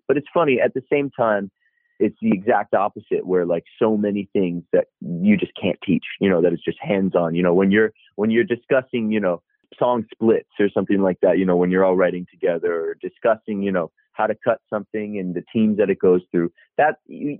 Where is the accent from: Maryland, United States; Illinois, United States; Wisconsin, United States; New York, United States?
Wisconsin, United States; Madison; I am from Madison, Wisconsin, which is a great place, but it's not massive or anything.